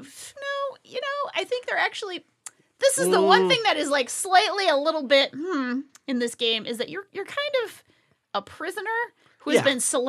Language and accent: English; Rhode Island, United States; I'm from Space Rhode Island.